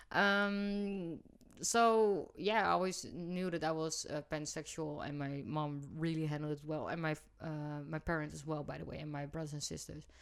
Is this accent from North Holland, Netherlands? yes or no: no; Rotterdam, South Holland, Netherlands; I come from Rotterdam, so it's in my vocabulary